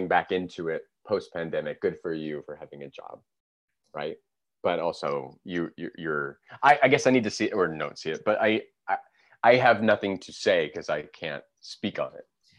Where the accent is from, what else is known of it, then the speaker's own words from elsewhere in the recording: Fairbanks, Alaska, United States; moved away as an adult; Born and raised in Fairbanks, Alaska.